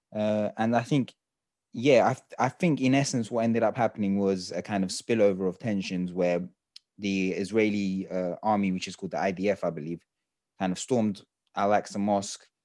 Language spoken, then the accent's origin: English; Turkey; we're from Turkey